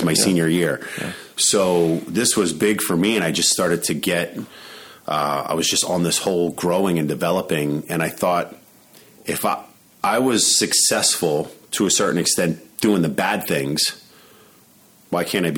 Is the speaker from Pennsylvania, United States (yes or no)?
yes; Allentown, Pennsylvania, United States; moved away as an adult; also born or lived in Florida; when I moved to Florida, I was moving away from Allentown